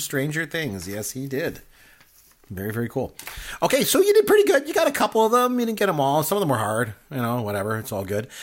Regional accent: Canada; I'm Canadian. So hockey's big for us

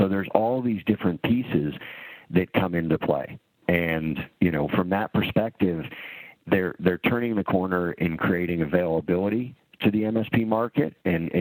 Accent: Canada; now in United States; I grew up in Canada. And so I've spent half my life in Canada and half my life in the U.S.

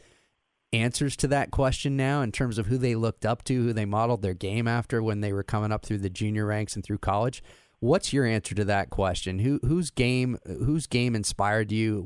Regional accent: Canada; moved away; I'm from Canada originally

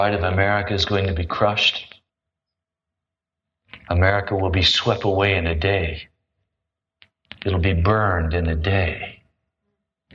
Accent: United States; I'm an American

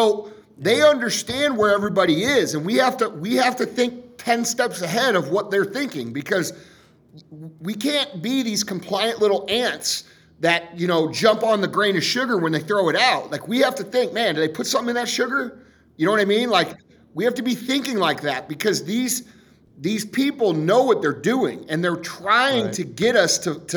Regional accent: St. Louis, Missouri, United States; I'm from St. Louis

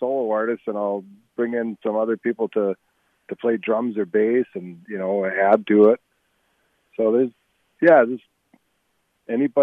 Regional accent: Eveleth, Minnesota, United States; I grew up in Eveleth

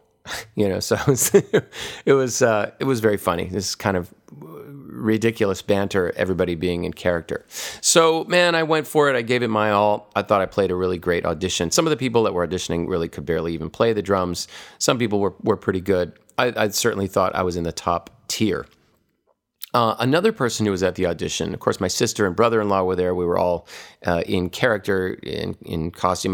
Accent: Hawaii, United States; when I was a kid growing up in Hawaii

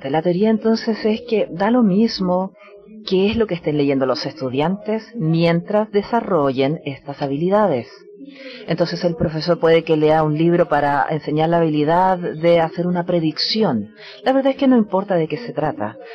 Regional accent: United States; Y especialmente tenemos esto en Estados Unidos también, de donde vengo yo

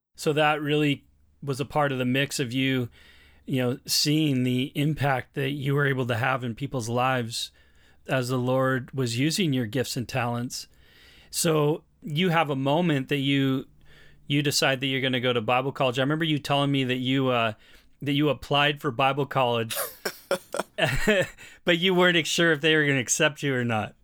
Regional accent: Portland, Oregon, United States; also born or lived in British Columbia; now in Canada; I'm from Portland, Oregon

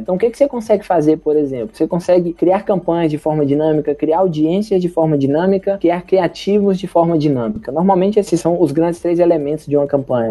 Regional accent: interior of Bahia, Brazil; eu sou do interior da Bahia

